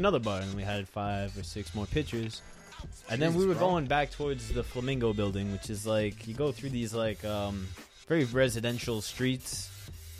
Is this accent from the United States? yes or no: yes; New York, United States; I'm from New York